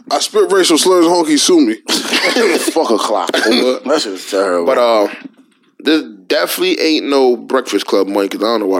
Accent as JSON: {"language": "English", "town": "Houston", "region": "Texas", "country": "United States", "said": "I'm from Houston too."}